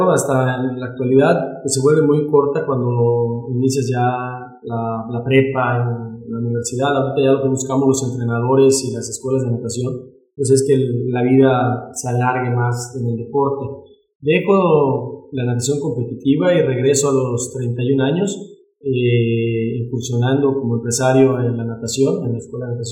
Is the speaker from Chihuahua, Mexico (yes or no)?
no; Yucatán, Mexico; also born or lived in Cancún, Quintana Roo; now in Mérida, Mexico; Viví en Cancún, soy yucateco, pero eh, radicaba en Quintana